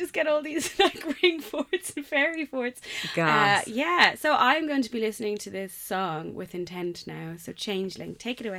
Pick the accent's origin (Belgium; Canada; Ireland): Ireland; as an Irish person